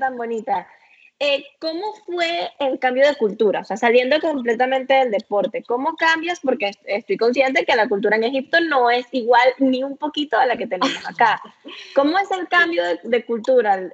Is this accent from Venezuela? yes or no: yes; Venezuela; los venezolanos somos irresistibles